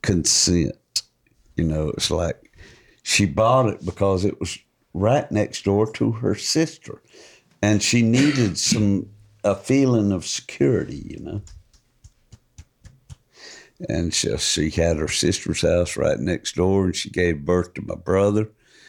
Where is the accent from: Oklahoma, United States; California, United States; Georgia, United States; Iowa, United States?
Georgia, United States; Marietta; born there; Yeah, I was born in Marietta. No, well, actually, my folks lived in Marietta, and I was born in the Atlanta Hospital, which was right next door.